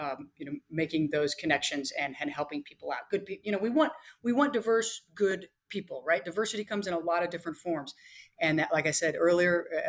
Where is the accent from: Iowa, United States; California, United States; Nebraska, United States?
Nebraska, United States; moved away as an adult; also born or lived in Zambia; I grew up in Nebraska